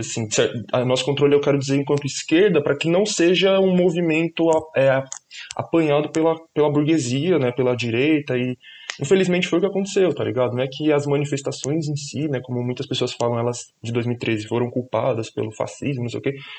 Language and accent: Portuguese; São Paulo, Brazil; eu sou da, da Zona Norte de São Paulo, nascido e crescido na Brasilândia.